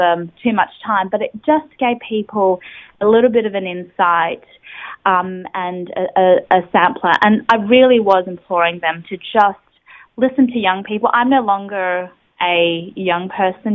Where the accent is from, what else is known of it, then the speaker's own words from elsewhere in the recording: Australia; a young person growing up in Australia